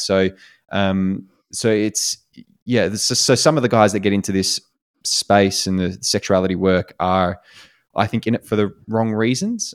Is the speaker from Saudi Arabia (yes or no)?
no; Australia; moved away as an adult; also born or lived in United States; as an Australian